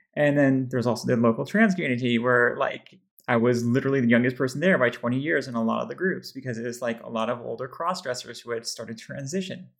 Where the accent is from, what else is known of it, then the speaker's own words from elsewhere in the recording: Texas, United States; somebody who's growing up in Texas mostly